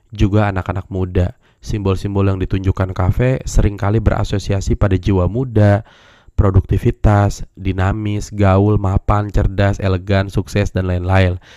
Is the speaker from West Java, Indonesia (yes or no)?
yes; West Java, Indonesia; emang orang Sunda gue tapi banyak yang nggak percaya kalau gue orang Sunda gue disangka orang Sumatera disangka orang Medan gitu ya karena ngomong gue selalu menyesuaikan